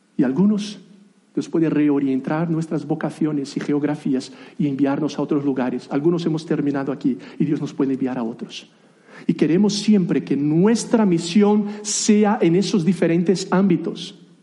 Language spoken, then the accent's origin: Spanish; Brazil; first language Portuguese; Spanish is a second language; moved away as an adult; also born or lived in United Kingdom / Spain; now in Granada, Spain; soy brasileño de nacimiento